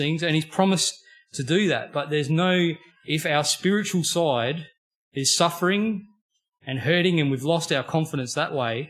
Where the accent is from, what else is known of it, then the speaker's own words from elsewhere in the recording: Australia; born and bred in Australia